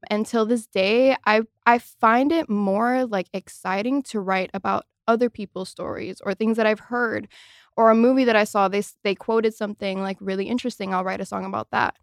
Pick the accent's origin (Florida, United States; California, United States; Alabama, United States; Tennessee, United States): Florida, United States; Miami; moved away as an adult; now in Los Angeles, United States; I am very much from Miami